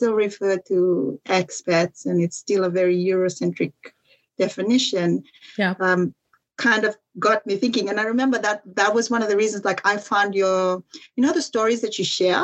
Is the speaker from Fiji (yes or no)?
yes; Fiji; moved away as an adult; also born or lived in Dubai; now in United Kingdom; for me growing up in Fiji